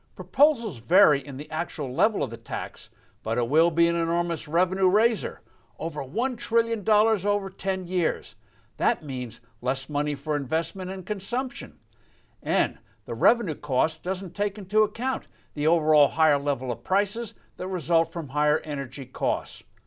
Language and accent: English; New Jersey, United States; my home state of New Jersey